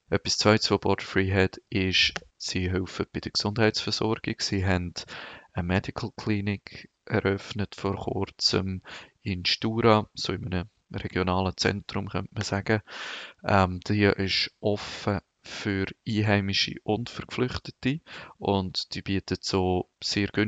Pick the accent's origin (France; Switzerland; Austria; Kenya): Switzerland; als äh, Schweizer habe ich auch einen viel einfacher Zugang zu Personen die könnten ähm, spenden.